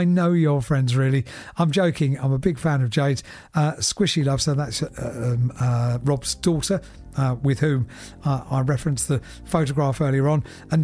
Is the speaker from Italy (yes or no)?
no; England, United Kingdom; accent: northern English; Unfortunately, the locals love my northern accent, so I didn't get far with the challenge.